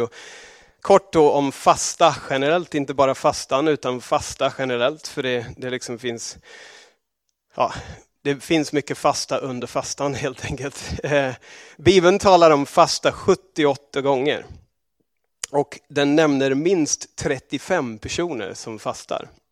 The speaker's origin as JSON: {"language": "Swedish", "country": "Australia", "tie": "born or raised there", "also_born_or_lived": "England", "moved": "yes", "said": "i Australien var det inte särskilt känt alls där jag växte upp"}